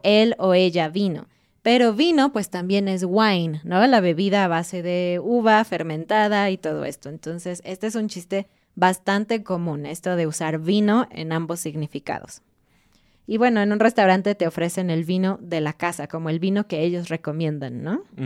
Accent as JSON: {"language": "Spanish", "country": "Mexico", "said": "como mexicanos en particular"}